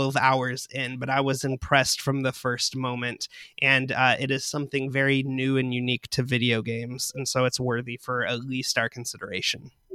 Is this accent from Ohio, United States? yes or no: no; West Tennessee, United States; I'm from West Tennessee